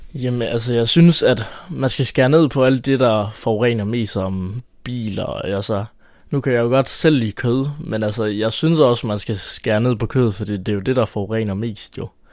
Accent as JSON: {"language": "Danish", "town": "Haderslev", "region": "Southern Denmark", "country": "Denmark", "said": "jeg er 17 år, og jeg er fra Haderslev"}